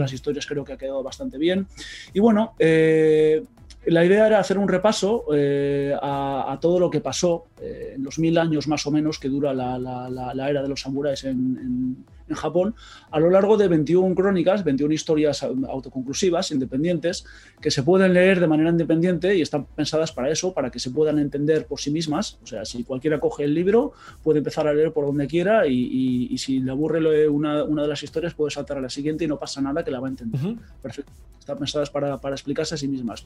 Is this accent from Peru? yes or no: no; Basque Country, Spain; accent: Basque; por el acento ya creo que se me nota que soy vasco